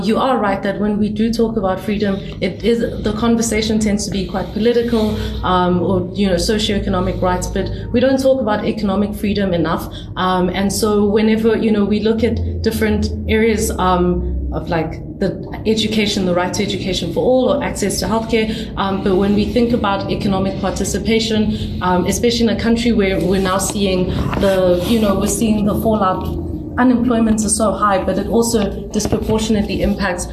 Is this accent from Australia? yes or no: no; South Africa; as a South African